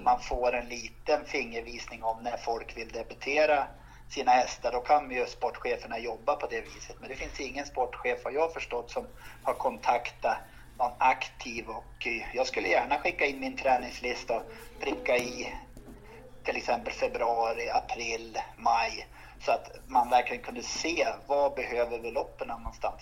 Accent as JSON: {"language": "Swedish", "area": "Romme and the Rättvik region", "region": "Dalarna County", "country": "Sweden", "said": "jag kommer från Romme och Rättviksregionen"}